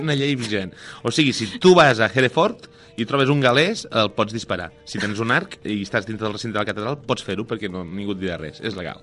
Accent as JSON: {"language": "Catalan", "town": "Lleida", "region": "Catalonia", "country": "Spain", "said": "jo sóc de Lleida"}